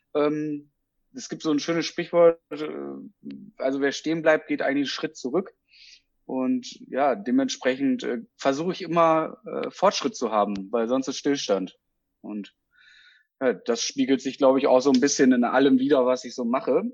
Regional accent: Petershagen, North Rhine-Westphalia, Germany; now in Osnabrück, Germany; ich habe meine Heimat, ne, also Kreis Peters, also Petershagen als Stadt, beziehungsweise ähm, halt Windheim da oben die Ecke, der der nördlichste Teil von OWL

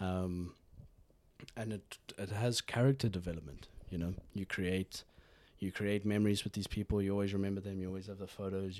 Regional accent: South Africa; now in Norway; I grew up in South Africa

